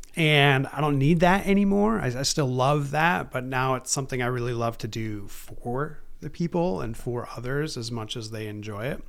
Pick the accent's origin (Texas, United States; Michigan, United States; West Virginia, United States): Michigan, United States; Baraga; also born or lived in East Lansing, Michigan; I grew up in Barriga, uh, graduated from Barriga High School in two thousand one